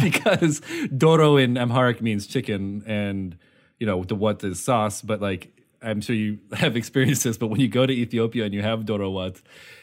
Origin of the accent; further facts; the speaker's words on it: Midwest, United States; my Midwestern upbringing